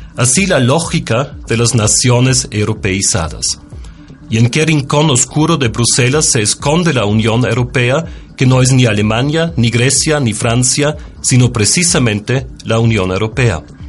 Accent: Austria; moved away as an adult; now in Mexico; Soy austríaco y desde 17 años vivo en México

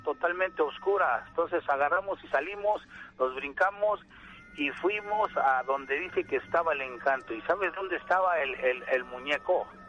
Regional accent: Santa Cruz Atizapán, State of Mexico, Mexico; allá en mi pueblo. Soy de Santa Cruz, Atizapán, del Estado de México

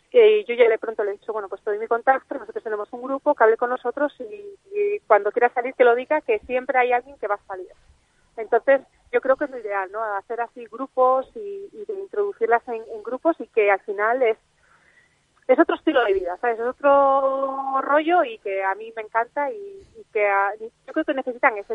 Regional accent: Galicia, Spain; yo soy gallega

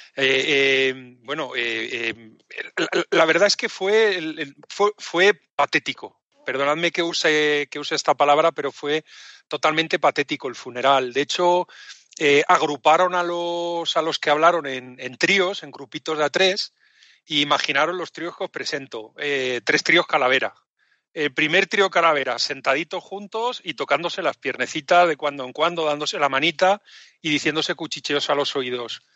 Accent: Spain; Yo como español

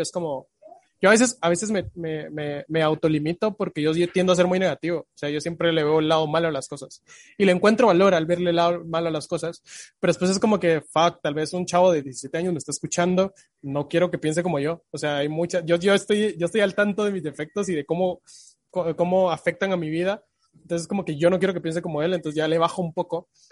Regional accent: Guatemala

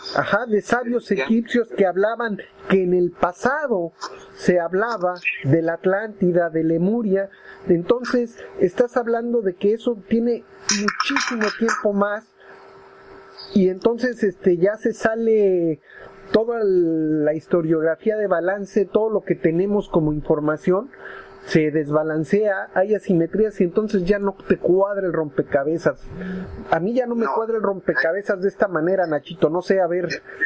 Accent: Mexico City, Mexico; mi pueblo Tlatelolco está construido sobre una zona arqueológica riquísima

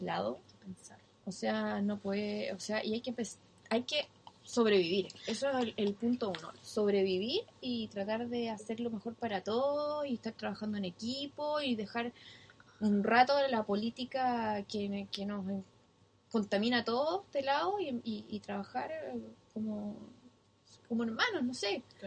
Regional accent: Chile; moved away as an adult; now in New Zealand

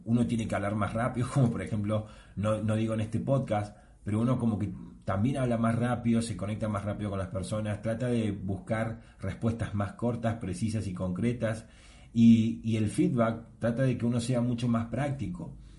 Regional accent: Argentina; yo soy de Argentina

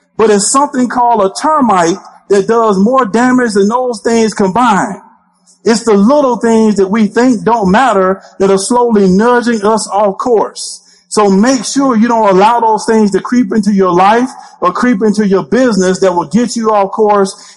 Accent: Alabama, United States; I'm originally from the state of Alabama.

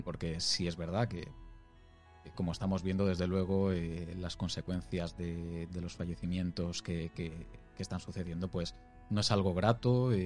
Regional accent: Alicante, Valencian Community, Spain; moved away as an adult; now in Murcia, Spain; Yo soy de Alicante, vivo en Murcia por, tema de trabajo

